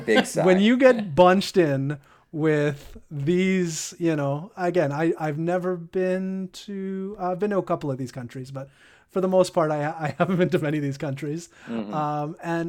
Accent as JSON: {"language": "English", "country": "Canada", "said": "I'd like to go over the countries that are restricted, because you know, being a Canadian."}